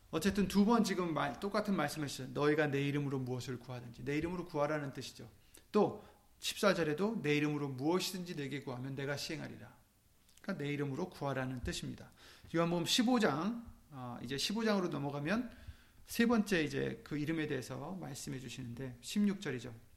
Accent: South Korea; 우리는 한국 사람들이지만

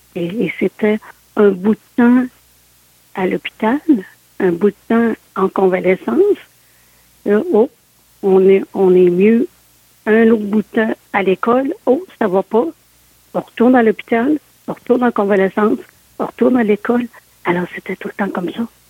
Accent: Sainte-Anne-de-Beaupré, Quebec, Canada; je suis née euh, à Saint-Anne-de-Beaupré

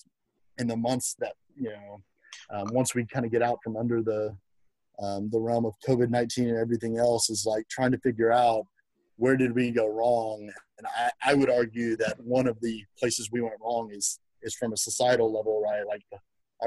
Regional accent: outside of Houston, Texas, United States; moved away as an adult; also born or lived in Lubbock, Texas; now in Austin, United States; I grew up in outside of Houston

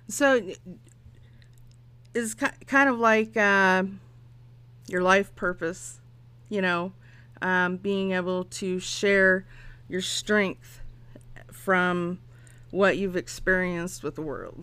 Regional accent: Phoenix, Arizona, United States; born there; I was born in Phoenix. Definitely. Like a phoenix rising from its ashes.

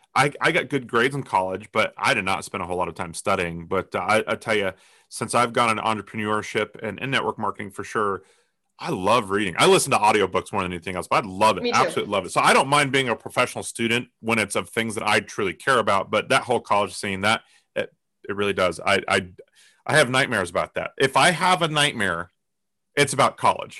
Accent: Colorado, United States; I grew up in Colorado

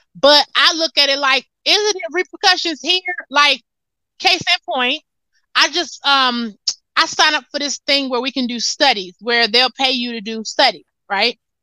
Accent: United States; I'm from America

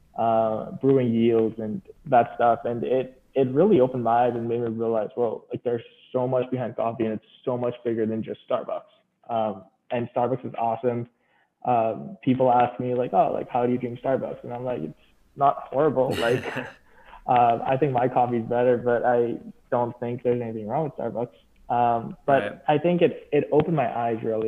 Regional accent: Dubai, United Arab Emirates; moved away as an adult; I was from Dubai, and Dubai is known for having a really rich coffee culture

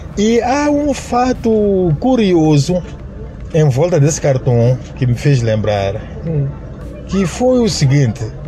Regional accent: Ressano Garcia, Maputo, Mozambique; also born or lived in Moamba, Mozambique; eu me identifico sempre como pessoa de São Garcia, porque foi lá onde cresci e praticamente passei a minha infância

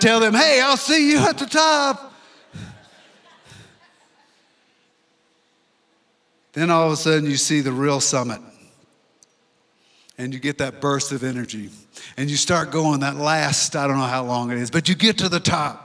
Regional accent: Louisiana, United States; now in Colorado, United States; I'm from Louisiana

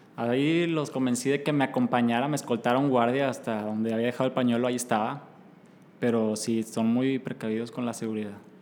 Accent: Mexico; iba muy orgulloso de ser mexicano y de ser latinoamericano

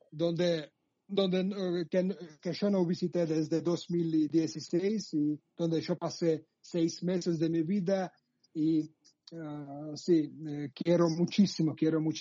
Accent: Sukhumi, Abkhazia, Georgia; Spanish is a second language; yo nací en Sojumi, soy ah. desde Abjasia, el territorio el territorio ocupado por Rusia, por el ejército ruso. Y sí, soy desde Abjasia

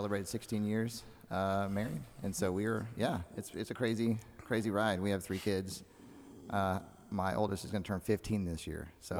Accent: Mississippi, United States; now in Houston, United States; I hail from Mississippi originally, but right. I don't live in Mississippi anymore. I reside in Houston, Texas.

